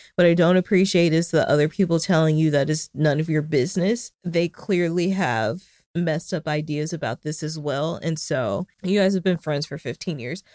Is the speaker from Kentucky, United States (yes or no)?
no; Arkansas, United States; my home state